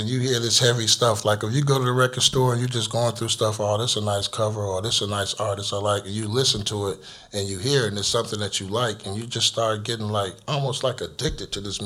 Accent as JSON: {"language": "English", "town": "Chicago", "region": "Illinois", "country": "United States", "tie": "born or raised there", "said": "in Chicago growing up, it was like a pretty cool place"}